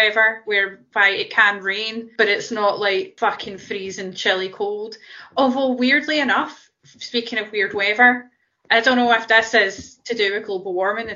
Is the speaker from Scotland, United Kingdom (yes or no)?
yes; Scotland, United Kingdom; we're Scottish